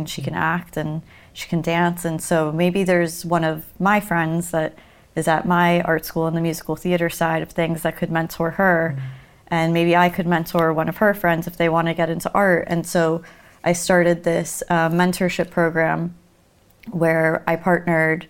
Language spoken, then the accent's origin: English; Miami, Florida, United States; I'm from Miami, and in Florida